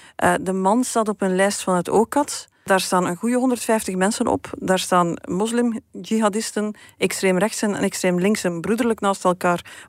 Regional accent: Beernem, Flanders, Belgium; moved away; uit de buurt van waar ik kom. Hè. Dat is eh, kanten van Beernem

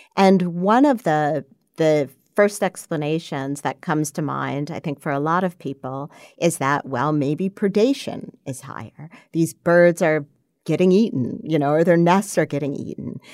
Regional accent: Schenectady, New York, United States; I grew up in Schenectady, New York

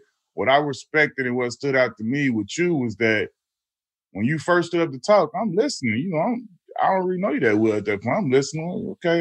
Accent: Chicago, Illinois, United States; as a Chicagoan

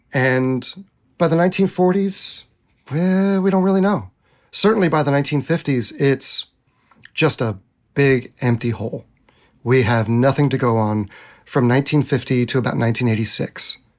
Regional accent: United States; We as Americans

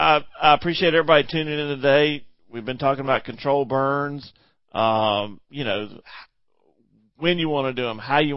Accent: Kansas, United States; now in South Carolina, United States; I mean, we're from Kansas. What's an invasive tree?

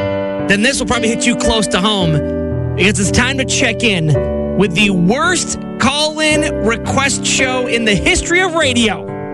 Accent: New York, United States; moved away; When I was growing up on the East Coast in New York

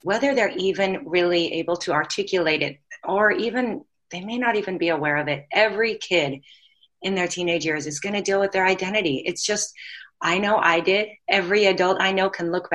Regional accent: Pacific Northwest, United States; now in Hawaii, United States; I'm originally from the Pacific Northwest, so I know what it's like to live where there's seasons

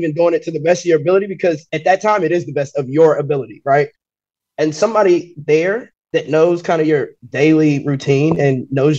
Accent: West Virginia, United States; As a black female, I'm born and raised in West Virginia

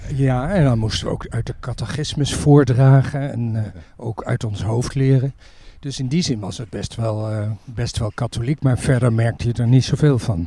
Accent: Utrecht, Netherlands; daar ehm, ben ik geboren, min of meer in ieder geval opgegroeid tot mijn dertiende

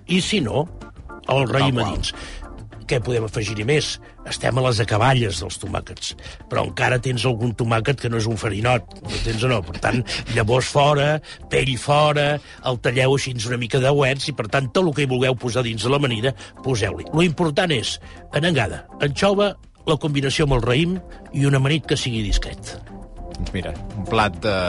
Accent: Granollers, Catalonia, Spain; Jo, que sóc fill de Granollers

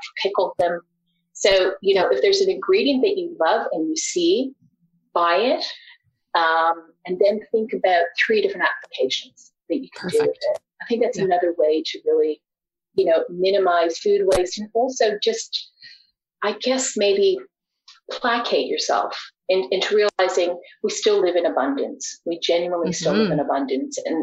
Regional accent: Canada; also born or lived in Australia; growing up in Canada before what was once called NAFTA

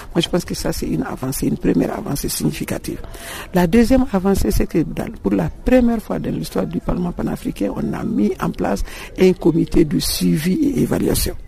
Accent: Mali; je suis malienne

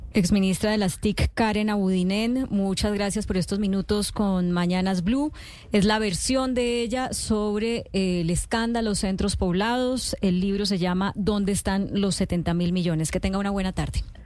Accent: Colombia; como colombiana.

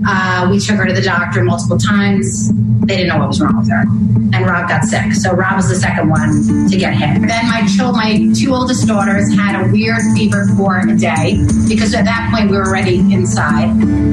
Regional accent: New York City, New York, United States; I'm a lifer. I was born and raised in New York City. I've been bouncing around my whole life in terms of location, but I've always found my way back to New York.

